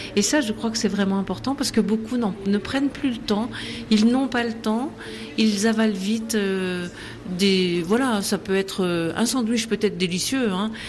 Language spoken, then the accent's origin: French; France; c'est culturel chez nous en France